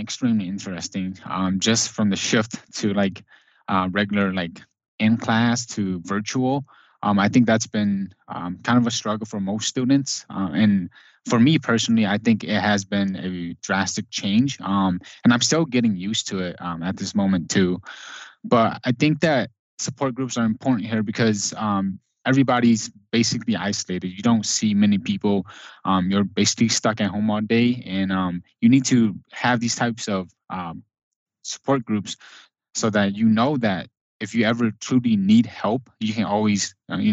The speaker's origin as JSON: {"language": "English", "town": "Milwaukee", "region": "Wisconsin", "country": "United States", "said": "it's home. I'm from Milwaukee"}